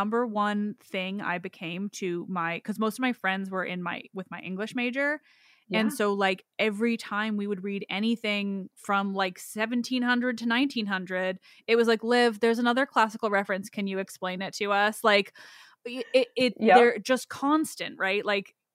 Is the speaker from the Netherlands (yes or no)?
no; Canada; As a Canadian